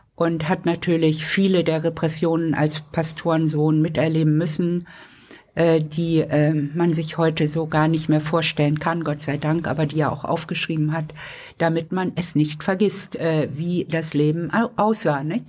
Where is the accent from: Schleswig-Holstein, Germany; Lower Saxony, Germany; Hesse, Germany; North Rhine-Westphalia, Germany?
Schleswig-Holstein, Germany; Lübeck; moved away; also born or lived in Hamburg; Ich bin in Lübeck geboren